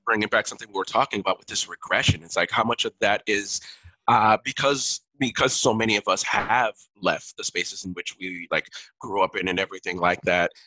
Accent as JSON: {"language": "English", "town": "Miami", "region": "Florida", "country": "United States", "tie": "born or raised there", "first_language": "Haitian Creole", "second_language": "English", "said": "I grew up in Miami"}